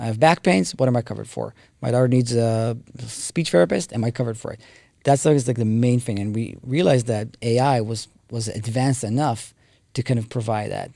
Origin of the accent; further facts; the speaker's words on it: Israel; moved away as an adult; now in United States; I grew up in Israel